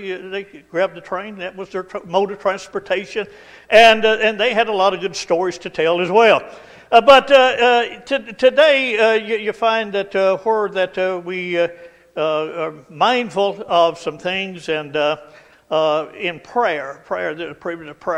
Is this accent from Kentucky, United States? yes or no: yes; Estill County, Kentucky, United States; I grew up in, over in Estill County, and out in the country there